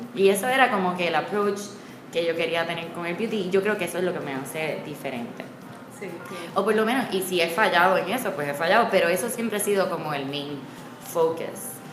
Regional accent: San Juan, Puerto Rico; moved away; also born or lived in Miami / New York; yo soy de Condado y me conozco todas las esquinas

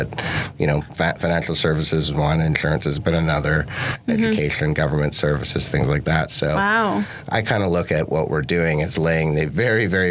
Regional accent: Canada; Growing up on the west coast of Canada amongst a bunch of tree huggers and hippies

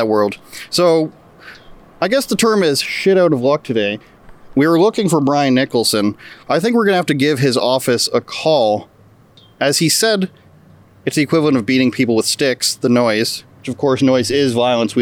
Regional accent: Ajax, Ontario, Canada

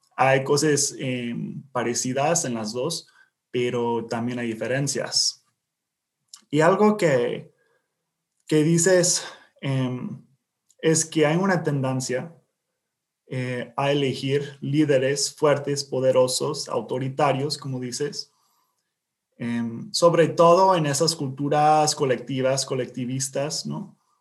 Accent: Indiana, United States; Spanish is a second language; also born or lived in US–Mexico border; yo soy de aquí, de Indiana, pero viví eh, muchos años en, la frontera de entre Estados Unidos y México.

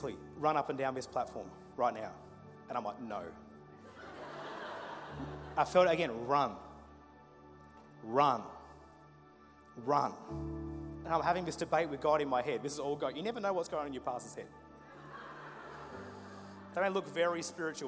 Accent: Murray Bridge, South Australia, Australia; We grew up in Murray Bridge at a church you've never heard the name of.

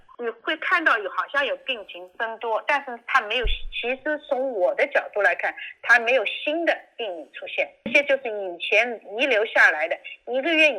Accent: China; now in United States; 其实我们中国人一种勤俭的习惯，一个口罩用一天还是应该可以的。

